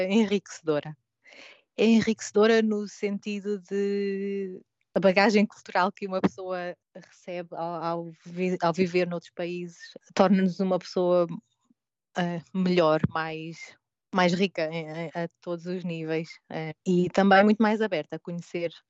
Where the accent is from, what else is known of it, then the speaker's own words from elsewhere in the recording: Portugal; penso sempre em Portugal. Acaba por ser sempre o, o meu porto-abrigo é, é, voltar à casa onde, onde cresci, onde tenho a minha família